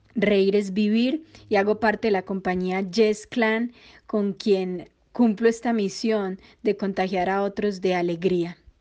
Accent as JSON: {"language": "Spanish", "country": "Colombia", "tie": "born or raised there", "lives_now": "Medellín, Colombia", "said": "colombiana, actriz, cuentera, cuentacuentos y cantante"}